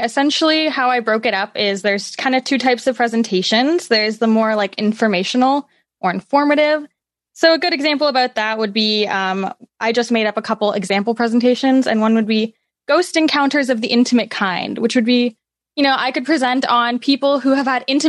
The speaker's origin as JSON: {"language": "English", "country": "Canada", "said": "I'm Canadian, which I mean, obviously."}